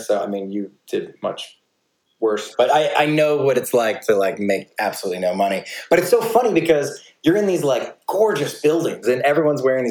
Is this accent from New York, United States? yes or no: yes; New York, United States; I grew up in New York